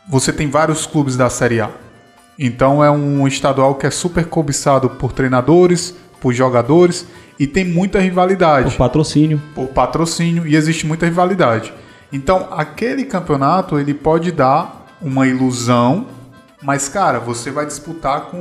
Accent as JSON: {"language": "Portuguese", "region": "Ceará", "country": "Brazil", "said": "eu, enquanto cearense"}